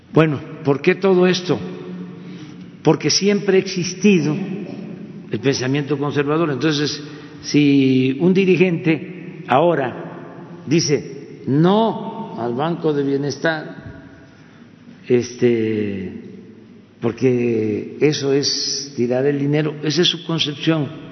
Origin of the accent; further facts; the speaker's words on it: Tepetitán, Tabasco, Mexico; Nosotros éramos niños en aquel entonces, mi pueblo, en Tepetitán